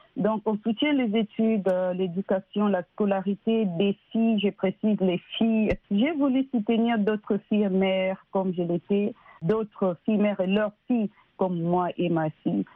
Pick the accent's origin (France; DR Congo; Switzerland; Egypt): DR Congo; now in United States; Je suis née et grandie au Congo